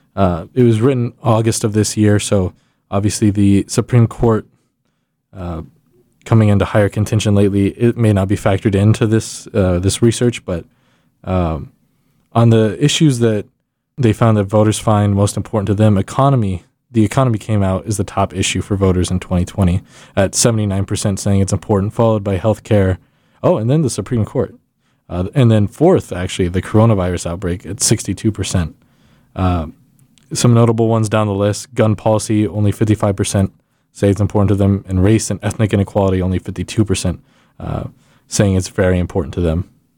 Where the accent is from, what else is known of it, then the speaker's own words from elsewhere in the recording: Texas, United States; moved away as an adult; now in Indiana, United States; I'm from Texas